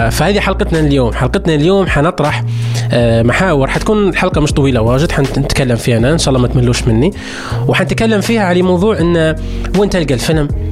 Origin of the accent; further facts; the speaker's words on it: Libya; عندنا في ليبيا